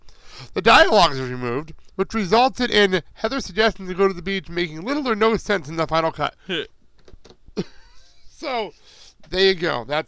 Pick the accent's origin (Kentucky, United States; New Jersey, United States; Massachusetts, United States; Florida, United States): New Jersey, United States; Garfield; It is now located in Garfield, New Jersey, which is my hometown